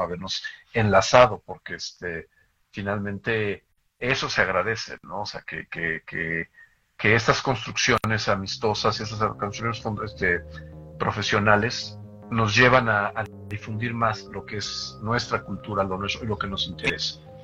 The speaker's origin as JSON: {"language": "Spanish", "country": "Mexico", "said": "como mexicanos"}